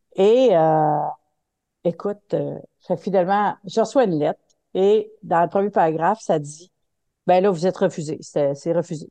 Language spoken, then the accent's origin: French; Quebec City, Quebec, Canada; je viens de la ville de Québec